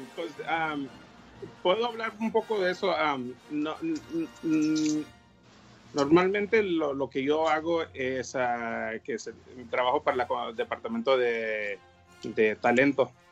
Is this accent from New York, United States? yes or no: no; San Diego, California, United States; soy aquí de San Diego